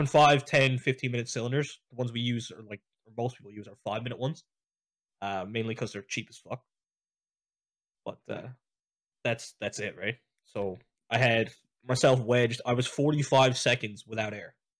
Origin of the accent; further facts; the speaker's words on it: St. John's, Newfoundland and Labrador, Canada; I was born and raised in Saint John's